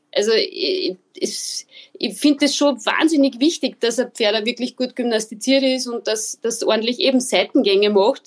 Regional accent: Linz, Upper Austria, Austria; Ich komme aus Oberösterreich, aus Linz

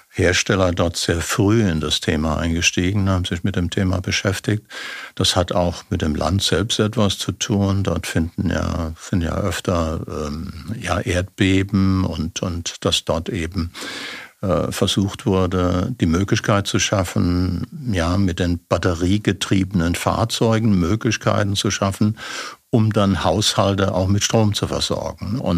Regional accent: Germany; Und äh, ich bin Deutscher.

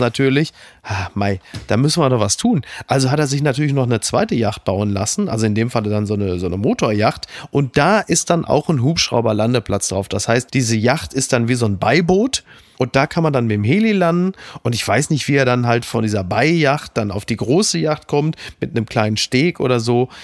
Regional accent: Ruhr area, North Rhine-Westphalia, Germany; Ich komme aus dem Ruhrgebiet.

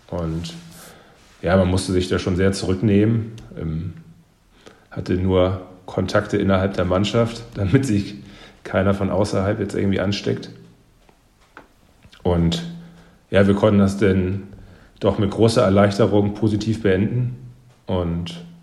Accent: Northern Germany, Germany; Ähm, ja, ich musste mich am, am Anfang erstmal daran gewöhnen, muss ich sagen. Ähm, hin und wieder sind die Leute hier schon ein bisschen cholerischer. Also ich sag mal, die Norddeutschen sind ja ein bisschen, ein bisschen ruhiger.

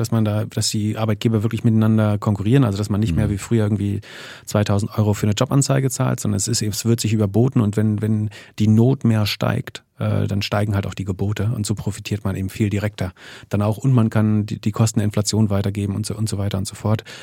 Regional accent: Germany; ich bin ja in der DDR aufgewachsen

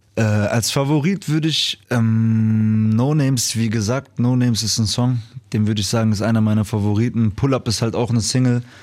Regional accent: Duisburg, North Rhine-Westphalia, Germany; dass ich aus Duisburg komme, weil man wird halt groß mit diesen Leuten

